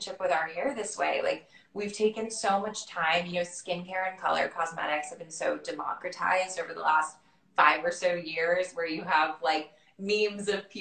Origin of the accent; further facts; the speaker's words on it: Florida, United States; growing up in Florida